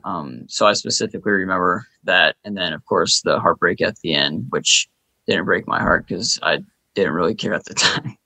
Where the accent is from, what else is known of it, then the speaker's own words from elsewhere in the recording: Minnesota, United States; I was born and raised in Minnesota